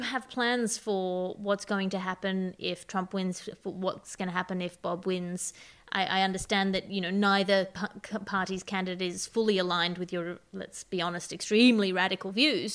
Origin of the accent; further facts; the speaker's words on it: Australia; as an Australian